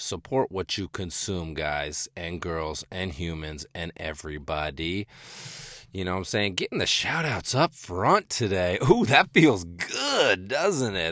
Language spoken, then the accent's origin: English; rural western Massachusetts, United States; also born or lived in southern New Hampshire / Los Angeles / Northeast Kingdom, Vermont; now in Vermont, United States; growing up in New England, um, you know, born and raised in rural western Massachusetts, then jumped up to, uh, suburban southern New Hampshire, and then eventually settling in the Northeast Kingdom of Vermont